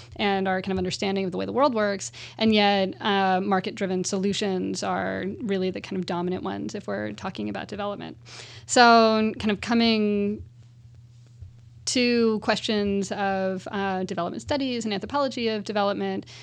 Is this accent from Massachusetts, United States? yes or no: no; California, United States; as a Californian